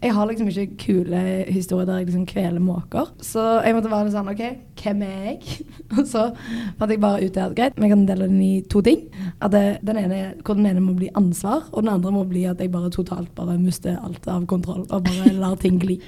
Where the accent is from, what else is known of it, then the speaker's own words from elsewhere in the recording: Sandnes, Rogaland, Norway; jeg er fra Sandnes